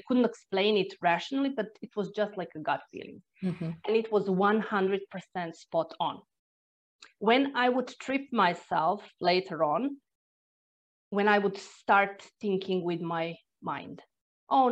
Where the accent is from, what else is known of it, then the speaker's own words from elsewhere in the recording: Croatia; English is a second language; moved away as an adult; now in Ireland; I'm originally from Croatia, but this was the year when we moved to Ireland